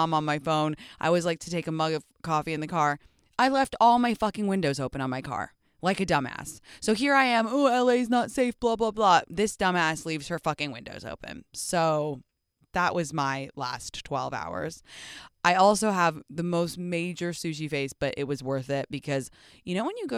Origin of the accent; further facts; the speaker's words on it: England, United Kingdom; I'm from England